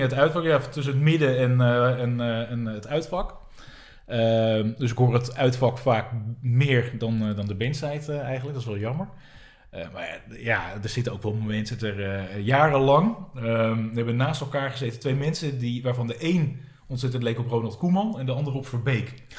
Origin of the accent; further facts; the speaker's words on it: Bergen, North Holland, Netherlands; moved away as an adult; now in Amsterdam, Netherlands; geboren in Bergen, dus AZ-gebied. Maar al, nou nu 20 jaar woonachtig in Amsterdam